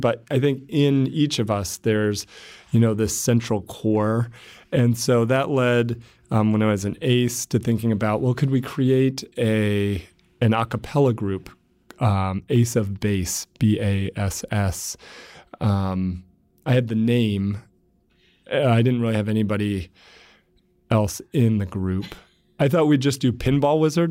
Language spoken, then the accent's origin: English; Warsaw, Indiana, United States; I'm from Warsaw, Indiana